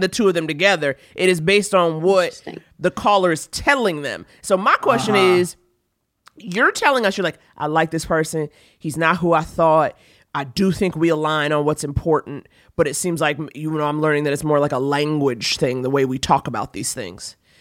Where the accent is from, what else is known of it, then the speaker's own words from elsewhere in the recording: New York, United States; me as a New Yorker